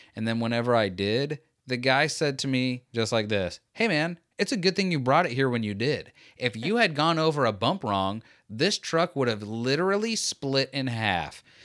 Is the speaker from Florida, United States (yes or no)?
yes; Florida, United States; I'm from Florida